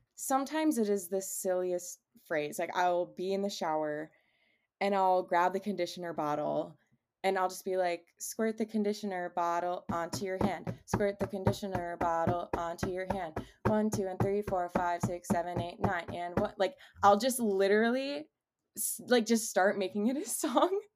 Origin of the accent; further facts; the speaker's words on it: Cleveland, Ohio, United States; also born or lived in Charlotte area; now in Charlotte, United States; I am from Cleveland, and I currently reside